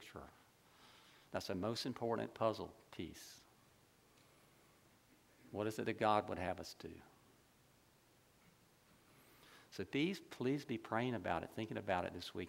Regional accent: Ocala, Florida, United States; I grew up in Ocala

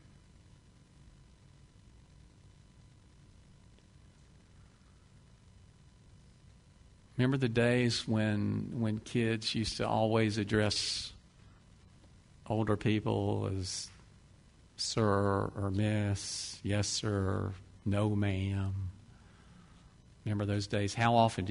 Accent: Deep South, United States; I grew up in the Deep South

